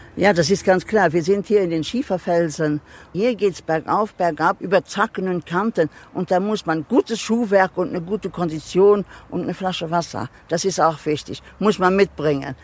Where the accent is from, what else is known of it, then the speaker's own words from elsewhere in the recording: Luxembourg; first language Luxembourgish; German is a second language; wir sind sind dreisprachig